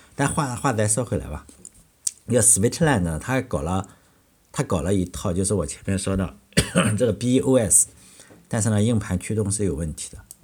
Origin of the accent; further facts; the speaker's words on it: China; 我们中国人